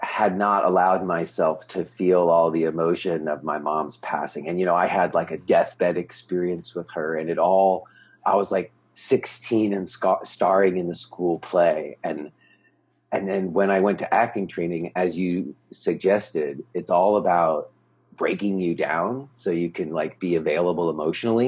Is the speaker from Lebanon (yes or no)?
no; Los Angeles, California, United States; moved away as an adult; also born or lived in New York City, United States; now in Pennsylvania, United States; I grew up in Los Angeles, and I moved from Los Angeles to New York to go to college